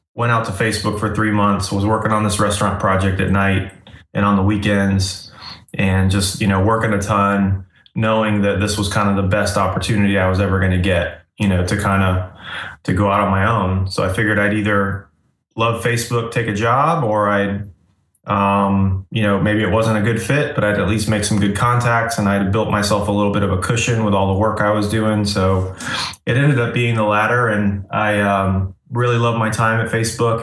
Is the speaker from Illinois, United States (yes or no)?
no; Asheville, North Carolina, United States; also born or lived in Florida; I grew up in Florida and then I moved to Asheville, North Carolina when I was like 11 years old. So I grew up, I kind of consider Asheville, North Carolina where I grew up.